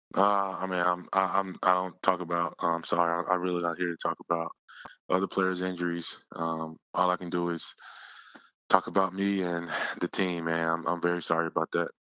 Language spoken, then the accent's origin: English; Yazoo City, Mississippi, United States; moved away as an adult; now in Philadelphia, United States; back in my hometown, Yazoo City